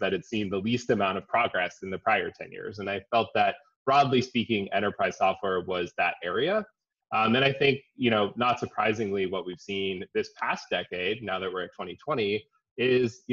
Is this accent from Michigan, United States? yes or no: no; San Diego, California, United States; also born or lived in Boston / San Francisco; I'm from California. I grew up in San Diego. I'm a Californian at heart